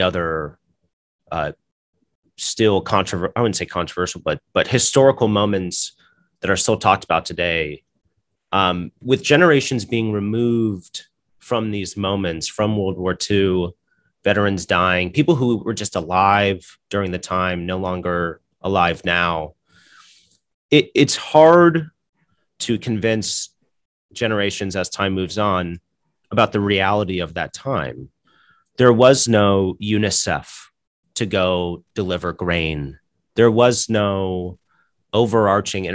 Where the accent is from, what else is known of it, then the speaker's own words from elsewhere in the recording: United States; I'm an American